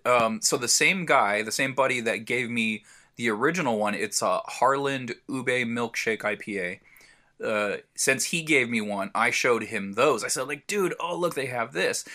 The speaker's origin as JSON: {"language": "English", "town": "San Diego", "region": "California", "country": "United States", "said": "I'm from San Diego"}